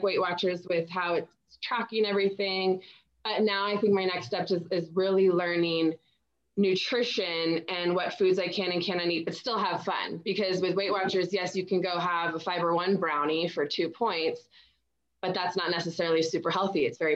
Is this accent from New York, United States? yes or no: no; San Diego, California, United States; growing up in San Diego